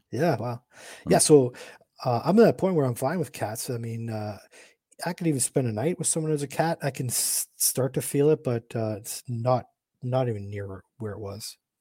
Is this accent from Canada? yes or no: yes; Canada; also born or lived in Michigan, United States / St. Louis, Missouri, United States; I'm from Canada.